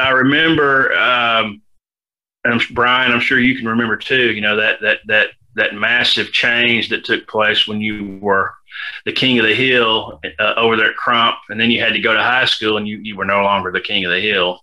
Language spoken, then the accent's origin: English; Memphis, Tennessee, United States; moved away as an adult; also born or lived in Tulsa, Oklahoma; I was born and raised in Memphis